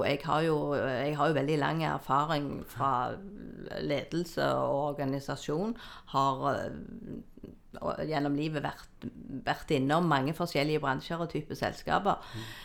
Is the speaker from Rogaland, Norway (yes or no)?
yes; Jæren, Rogaland, Norway; jeg er oppvokst på Jæren, på gård.